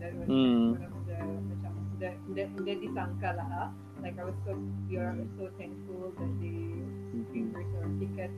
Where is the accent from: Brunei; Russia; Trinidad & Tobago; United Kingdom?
Brunei; moved away as an adult; now in China; being born and raised in Brunei